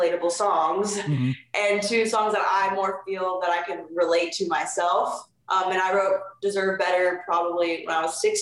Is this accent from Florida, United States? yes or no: yes; Jacksonville, Florida, United States; also born or lived in Hialeah, Florida; I'm adopted from Hialeah, Florida. Mm-hmm. Both my parents lived down there for a couple years, let's say 10 years. Mm-hmm. And then when I was around 3 years old, I decided, my family, not me, but my family decided to move up to Jacksonville